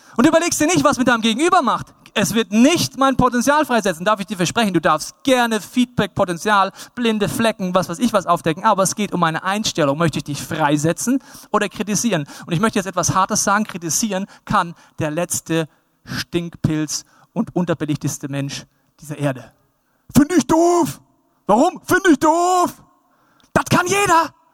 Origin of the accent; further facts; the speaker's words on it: Bavaria, Germany; Ich mag mein Heimatland Bayern